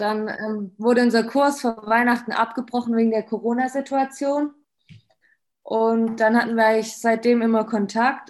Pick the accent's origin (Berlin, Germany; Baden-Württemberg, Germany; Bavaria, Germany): Baden-Württemberg, Germany; Böblingen; ich komme von Böblingen